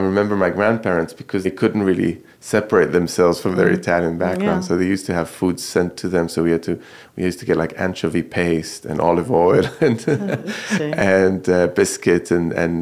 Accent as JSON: {"language": "English", "town": "Jerusalem", "region": "Jerusalem District", "country": "Israel", "tie": "born or raised there", "said": "I grew up in Jerusalem"}